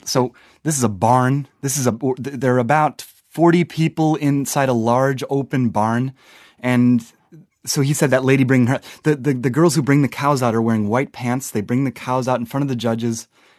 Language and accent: English; Wisconsin, United States; I'm from the Midwest. I'm from Wisconsin